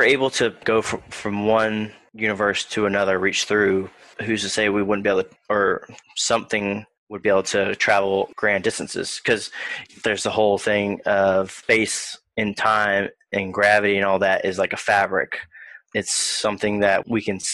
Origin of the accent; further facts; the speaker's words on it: Beckley, West Virginia, United States; I was born in Beckley, West Virginia